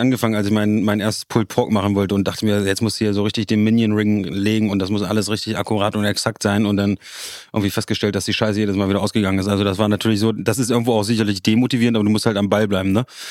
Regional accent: Magdeburg, Saxony-Anhalt, Germany; Magdeburg ist meine Heimat.

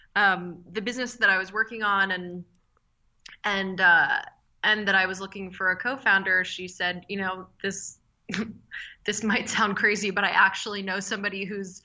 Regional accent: Philadelphia, Pennsylvania, United States; I grew up in Philadelphia.

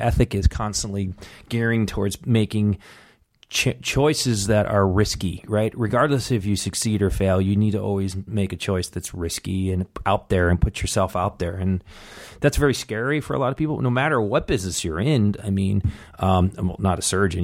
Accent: Buffalo, New York, United States; moved away; I grew up in Buffalo, New York

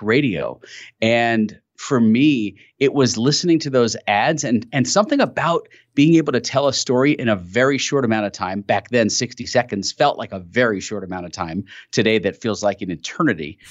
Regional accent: New York City, New York, United States; I grew up in New York City

